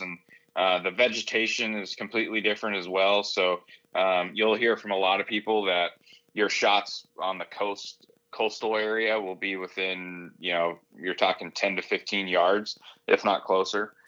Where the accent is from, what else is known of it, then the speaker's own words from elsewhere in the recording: the Sierra / Eastern Sierras, California, United States; moved away as an adult; I grew up in the Sierra, you know, camping and uh, backpacking in the Eastern Sierras